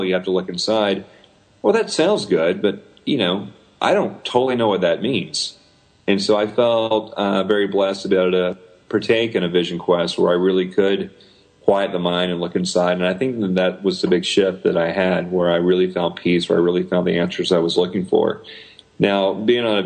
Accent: the South, United States; I'm this Southerner

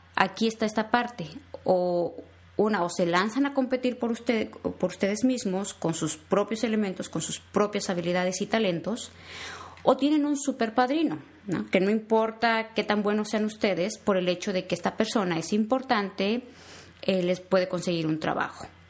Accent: Mexico; moved away as an adult; now in United States; soy mexicana

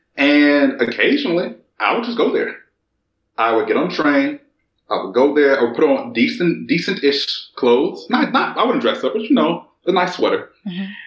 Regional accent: United States; accent: American; moved away as an adult; now in Germany; being African American outside of the United States

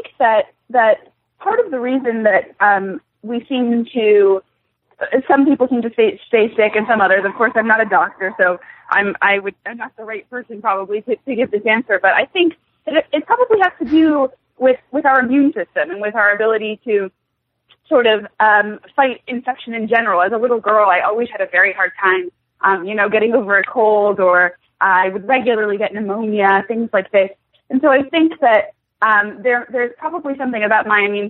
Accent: Katonah, New York, United States; also born or lived in London; I was born in London, actually. But I grew up in Westchester County in Katona, which is just about an hour north of New York City.

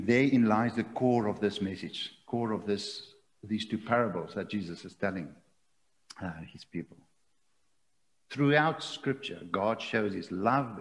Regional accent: South Africa; as a South African

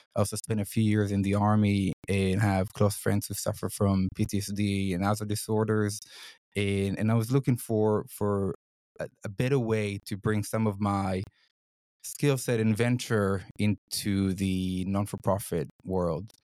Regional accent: Israel; moved away as an adult; now in Sydney, Australia; I'm originally from Israel. I grew up in Israel

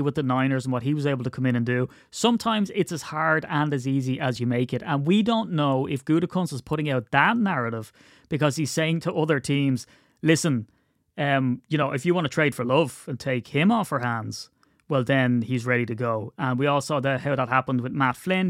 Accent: Ireland; as an Irishman

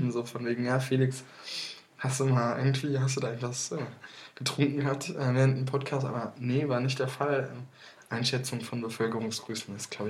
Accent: Rhineland, Germany; Ich komme aus dem Rheinland.

